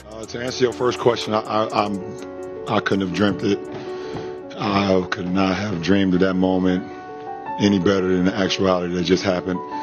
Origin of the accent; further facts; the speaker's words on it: Akron, Ohio, United States; where I grew up here in Akron, Ohio